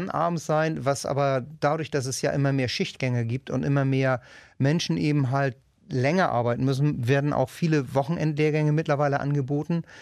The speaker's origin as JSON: {"language": "German", "town": "Wedel", "region": "Schleswig-Holstein", "country": "Germany", "said": "mein Bereich geht eben halt von Harrislee bis runter nach Wedel"}